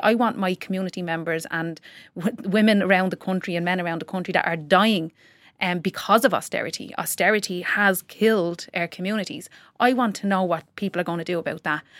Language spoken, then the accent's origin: English; Tallaght, Leinster, Ireland; I'm from Talla and if someone on, in my estate does something, it's not reflective of me as a person from Talla